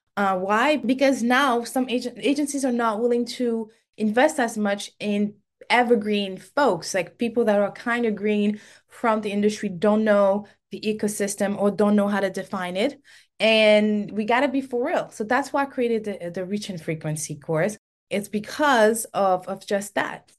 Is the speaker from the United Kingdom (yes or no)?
no; Senegal; first language French; English is a second language; moved away as an adult; also born or lived in Cape Verde; now in United States; I was born and raised in Senegal